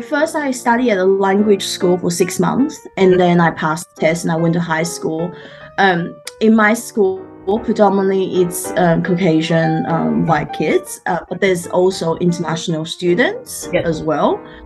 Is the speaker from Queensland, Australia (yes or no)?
yes; Brisbane, Queensland, Australia; English is a second language; now in Sydney, Australia; I've been here like about 23 years. So pretty much I grew up in Brisbane. And that's sort of my background. I came by myself as an exchange student. So it was pretty hard to learn a new language, a culture and everything like that.